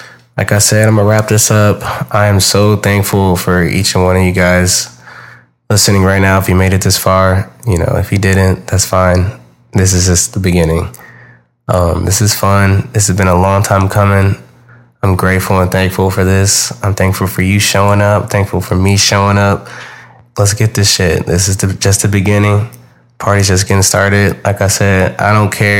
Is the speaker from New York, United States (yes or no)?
no; Houston, Texas, United States; I'm from Houston, Texas.